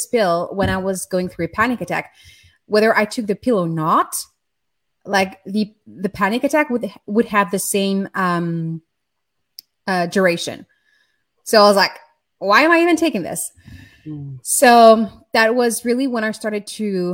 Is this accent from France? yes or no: yes; France; I grew up in France in the 80s, in a very chaotic and abusive environment